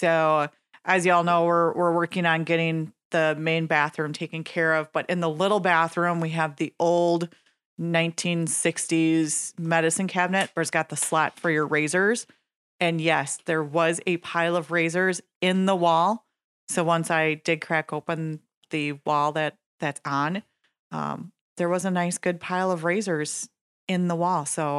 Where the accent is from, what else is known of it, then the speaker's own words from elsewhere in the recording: Nekoosa, Wisconsin, United States; My hometown.